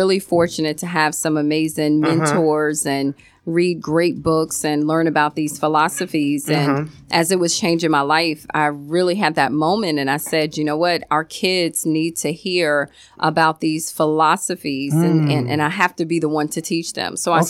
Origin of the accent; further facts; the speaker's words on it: Virginia, United States; moved away as an adult; also born or lived in Maryland / Florida; now in Miami, United States; And I was in Maryland at that time. I'm from Virginia, so I've been here in Florida almost 8 years.